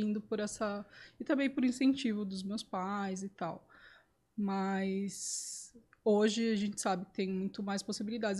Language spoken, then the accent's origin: Portuguese; Sorocaba, São Paulo, Brazil; eu sou daqui de Sorocaba